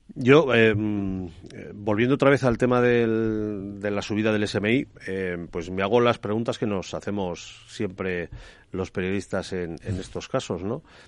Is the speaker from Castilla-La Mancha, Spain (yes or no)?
yes; Cuenca, Castilla-La Mancha, Spain; Cuenca, de donde soy yo